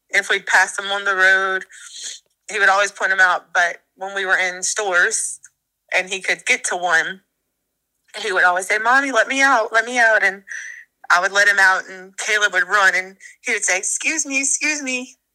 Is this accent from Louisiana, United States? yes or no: yes; Ponchatoula, Louisiana, United States